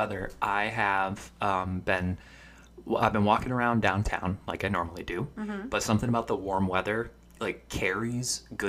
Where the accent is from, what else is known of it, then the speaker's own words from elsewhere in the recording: Binghamton, New York, United States; we're from Binghamton, New York, which is upstate New York. It's about 2.5 hours from New York City. About two and a half hours from Philadelphia as well.